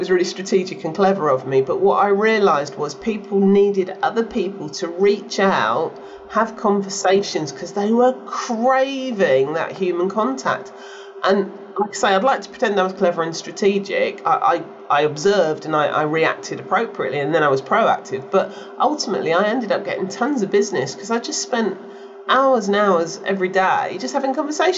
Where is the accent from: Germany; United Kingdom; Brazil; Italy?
United Kingdom; I'm a Brit